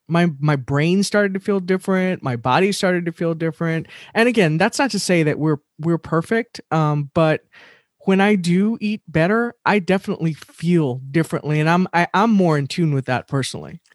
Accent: Texas, United States; being from Texas, born and raised in Texas

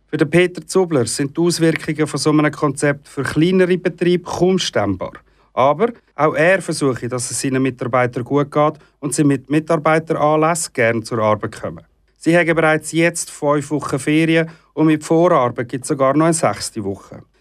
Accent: Switzerland; bei uns in der Schweiz

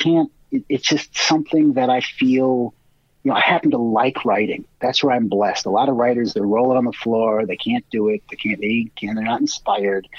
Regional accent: Cleveland, Ohio, United States; now in Chicago, United States; I grew up in Cleveland

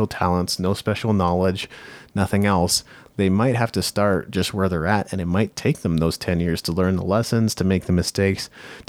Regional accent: Japan; I grew up in Japan.

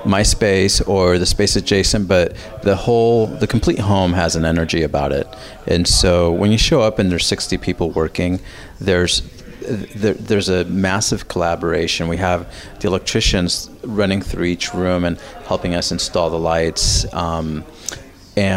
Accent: Bay Area, California, United States; born or raised there; also born or lived in Mexico City, Mexico

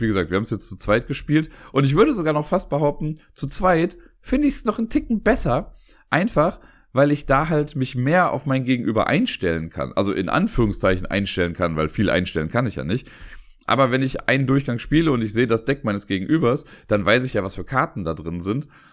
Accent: Cologne, North Rhine-Westphalia, Germany; als Kölner

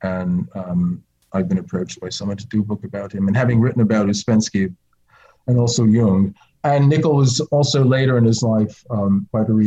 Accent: New Jersey, United States; moved away; growing up in New Jersey

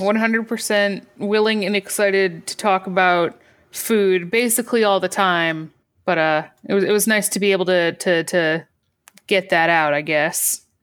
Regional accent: Michigan, United States; also born or lived in Boston; now in Virginia, United States; I grew up in Michigan and then lived in, in, in Boston

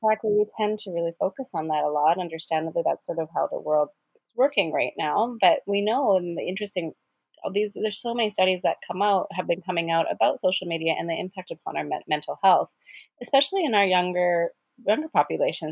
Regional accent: Edmonton, Alberta, Canada; moved away; I'm from Edmonton originally, and so a lot of my friends live there

